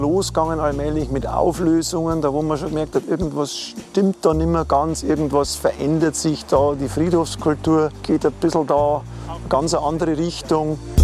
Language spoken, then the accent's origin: German; Regensburg, Bavaria, Germany; bei uns in Bayern, in der Oberpfalz, Regensburg ist die Welt noch ein bisschen in Ordnung